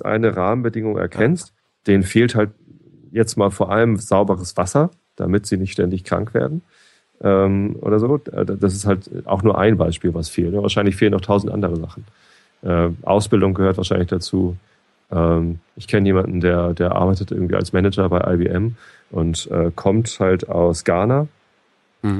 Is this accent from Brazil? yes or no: no; Germany; Ich als Deutscher